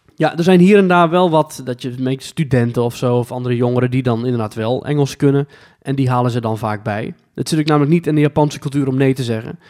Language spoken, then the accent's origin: Dutch; Netherlands; wij als Nederlander